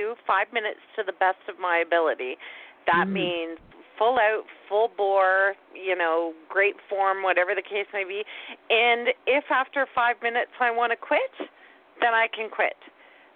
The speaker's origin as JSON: {"language": "English", "country": "Canada", "said": "I'm Canadian"}